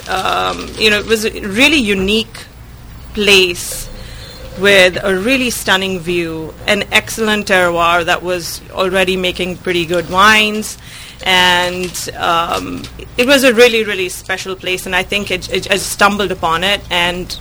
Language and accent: English; India; now in Sebastopol, United States; I was born and brought up in India